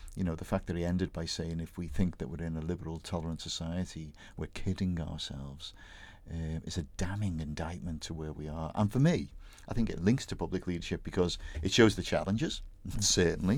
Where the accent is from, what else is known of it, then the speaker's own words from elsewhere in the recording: Bootle, North West England, United Kingdom; my hometown Bootle